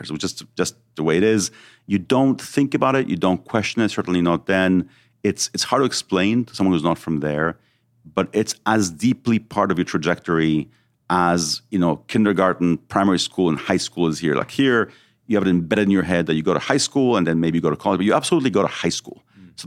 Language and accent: English; Mexico; also born or lived in Israel; So I was born in Israel. Then when I was seven, we we went to live in Mexico.